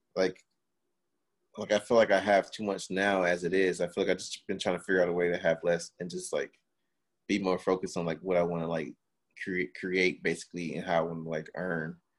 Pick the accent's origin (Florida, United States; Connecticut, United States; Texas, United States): Florida, United States; Miami; now in Los Angeles, United States; I grew up in Miami